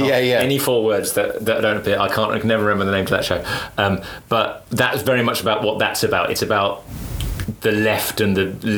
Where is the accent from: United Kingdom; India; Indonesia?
United Kingdom; there was a moment as a British person, of pride